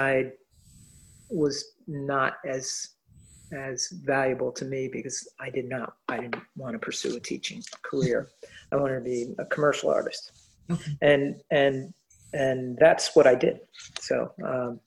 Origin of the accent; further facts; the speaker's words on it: Middletown, Connecticut, United States; moved away as an adult; also born or lived in Fairfield County, Connecticut; A native New Englander and born and raised in Middletown, Connecticut